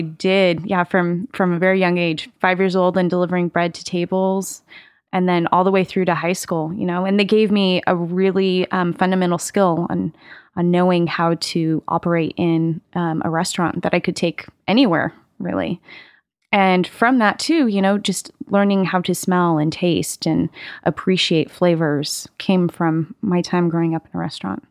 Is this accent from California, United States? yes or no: yes; Carmel, California, United States; I grew up in, in California, actually. Um, grew up in, uh, a, a town called Carmel.